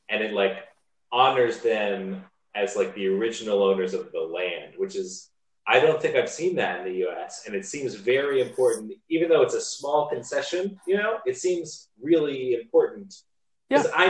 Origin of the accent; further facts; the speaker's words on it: Pennsylvania, United States; moved away as an adult; also born or lived in Queensland, Australia; now in Sydney, Australia; if they pick up on your accent, they're like, where are you from? And then, and then you say the United States, and they say where, and then you say Pennsylvania.